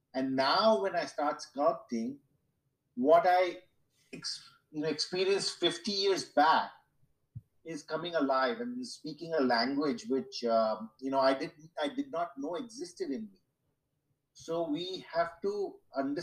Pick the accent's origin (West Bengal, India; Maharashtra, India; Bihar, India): Maharashtra, India; Mumbai; I grew up in Mumbai in the 60s.